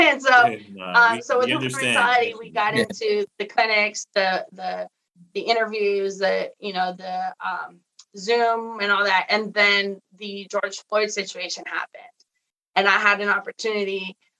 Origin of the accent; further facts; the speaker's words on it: Mexico; now in United States; And then I got invited to go back to my hometown in Mexico, and we ran a camp.